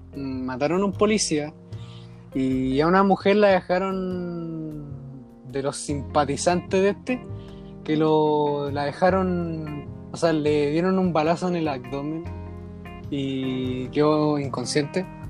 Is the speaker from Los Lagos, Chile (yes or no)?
no; Santiago, Santiago Metropolitan Region, Chile; Yo soy de la RM, la región metropolitana.